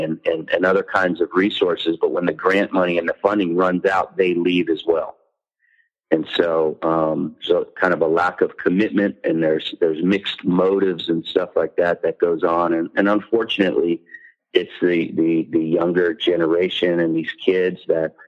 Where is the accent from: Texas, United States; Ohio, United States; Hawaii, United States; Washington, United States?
Hawaii, United States; moved away; I'm Hawaiian, but also white